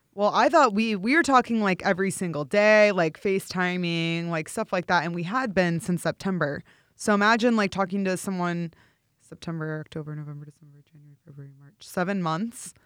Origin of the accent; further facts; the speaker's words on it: St. Louis, Missouri, United States; moved away as an adult; now in Los Angeles, United States; I am actually from Saint Louis, born and raised